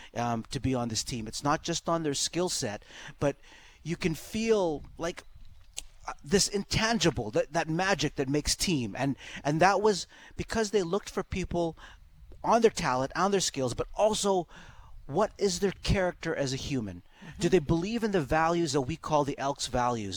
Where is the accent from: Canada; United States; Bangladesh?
Canada; Edmonton, Alberta; Growing up in Castle Downs, I was right across the street from Greasebaugh